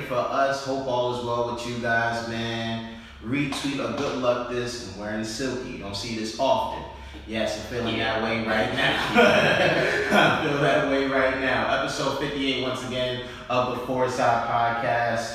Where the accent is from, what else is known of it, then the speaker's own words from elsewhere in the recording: New York, United States; we're from New York